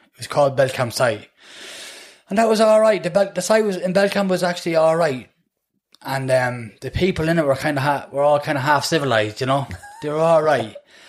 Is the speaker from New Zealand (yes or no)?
no; Manchester, North West England, United Kingdom; I got on with all the settled fellas from Manchester. Got on with them all. Went to school with them.